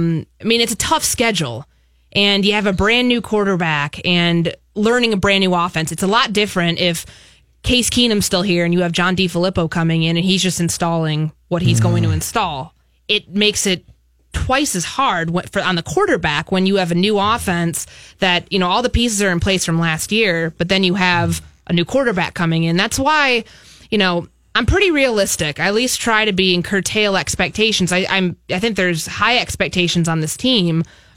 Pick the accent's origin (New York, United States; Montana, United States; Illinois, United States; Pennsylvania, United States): Illinois, United States; Chicago; also born or lived in Bay Area; Exactly. I'm from Chicago originally, so I love the Midwest. I know I'm used to big cities. You know, I lived in the Bay Area before I came here